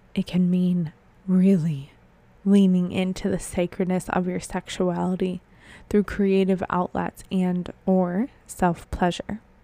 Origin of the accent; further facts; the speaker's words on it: Buffalo, New York, United States; moved away; Buffalo, my hometown